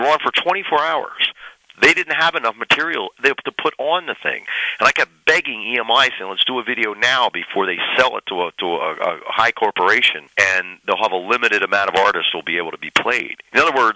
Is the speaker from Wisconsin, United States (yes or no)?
no; Delaware, United States; also born or lived in Boston; I was born in Delaware